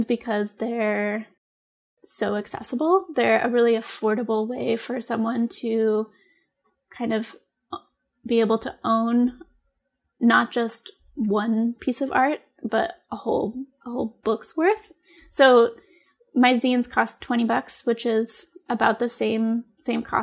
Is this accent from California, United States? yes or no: no; New York, United States; moved away as an adult; also born or lived in Maine / Michigan / Oregon; in New York in my hometown